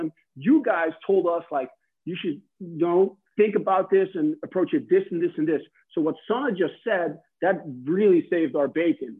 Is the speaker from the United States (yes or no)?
no; Netherlands; English is a second language; It's because we're from the Netherlands, we're Dutch, we're in Europe.